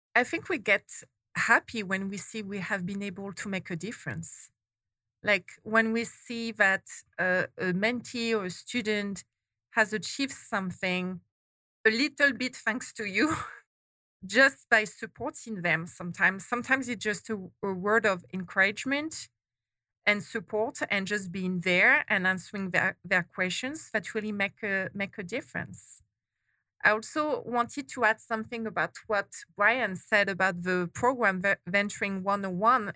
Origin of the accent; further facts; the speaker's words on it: France; moved away as an adult; now in Arizona, United States; I'm not from Arizona originally. to everybody's surprise, I was born and raised in France.